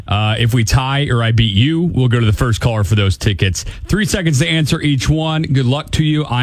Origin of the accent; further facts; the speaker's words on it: Broken Arrow, Oklahoma, United States; The reason is because I'm from Broken Arrow